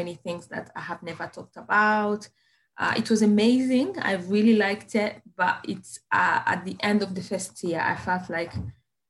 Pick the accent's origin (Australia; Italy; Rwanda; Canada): Rwanda; English is a second language; moved away as an adult; now in Plymouth, United Kingdom; I come from Rwanda